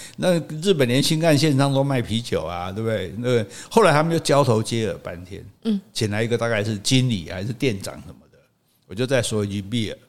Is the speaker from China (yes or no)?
no; Taiwan; 这也可能是全亚洲，是全世界唯一比我们台湾人还不会讲英语的。